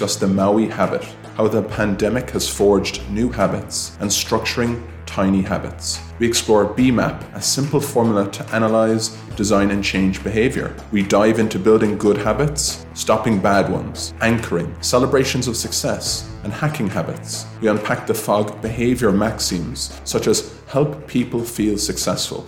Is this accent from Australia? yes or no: no; Ireland; as Irish people